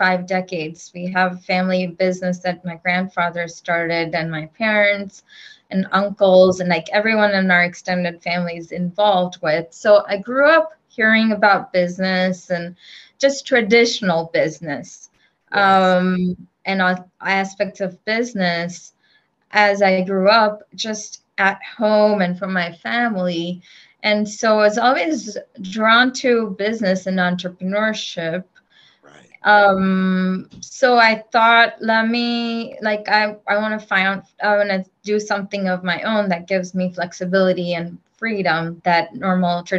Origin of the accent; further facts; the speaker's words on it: India; moved away; I grew up in India